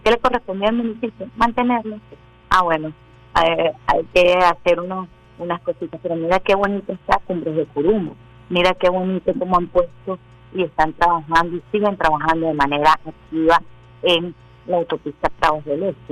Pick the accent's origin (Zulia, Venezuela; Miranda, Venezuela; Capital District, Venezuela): Miranda, Venezuela; Caracas; nací en el Cafetal, mi padre es armenio